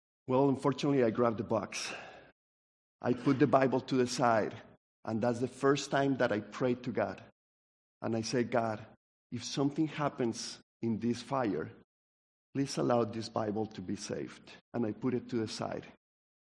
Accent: Colombia; now in United States; I grew up in Colombia

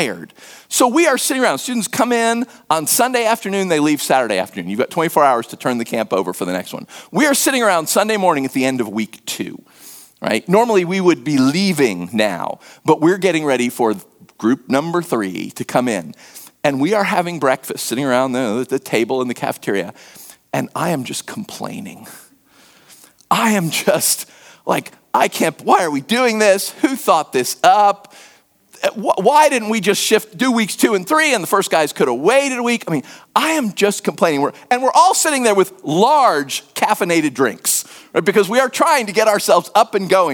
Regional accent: United States; accent: American; moved away as an adult; also born or lived in West Africa; they didn't peg me as American immediately from my accent

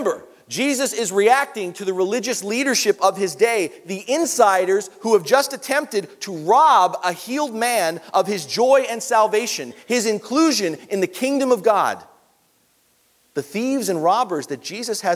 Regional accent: New York, United States; moved away; New York's my hometown

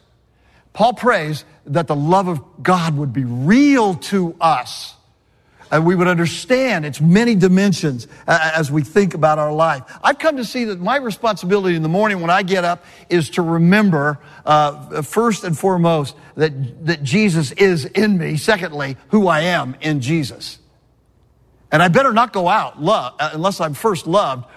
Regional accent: California, United States; moved away; I grew up in California

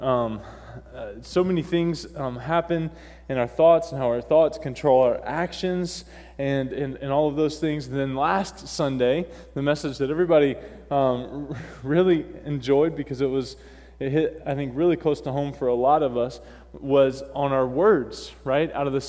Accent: North Carolina, United States; accent: southern drawl; moved away; I was born and raised in North Carolina

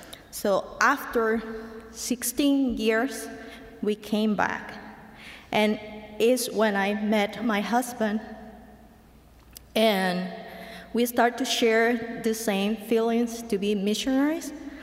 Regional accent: Mexico; English is a second language; moved away as an adult; now in United States; I'm from Mexico

